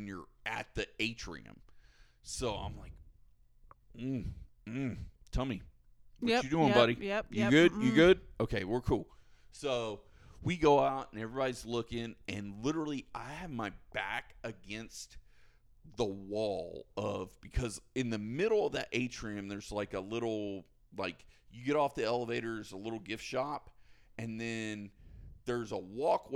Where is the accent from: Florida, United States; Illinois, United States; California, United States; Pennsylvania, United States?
Florida, United States; Polk County; I'm from Polk County in Florida